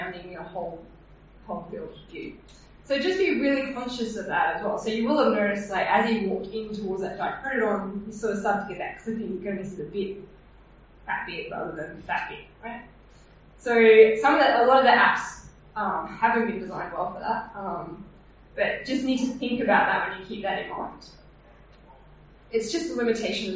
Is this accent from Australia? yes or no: yes; Australia; accent: Australian